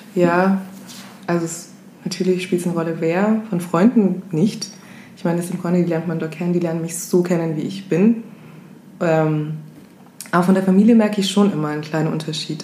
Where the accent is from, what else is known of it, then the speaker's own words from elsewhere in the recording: Augsburg, Bavaria, Germany; wir sind aus Deutschland, kommen aus Augsburg